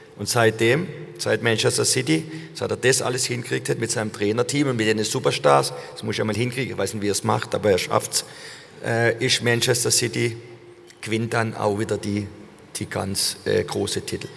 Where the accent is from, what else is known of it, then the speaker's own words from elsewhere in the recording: Germany; dass ich ein Deutscher bin